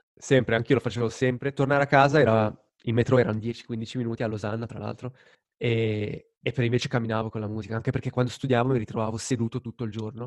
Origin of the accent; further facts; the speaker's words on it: Lugano, Ticino, Switzerland; moved away as an adult; sono tornato nella mia città natale, quindi a Lugano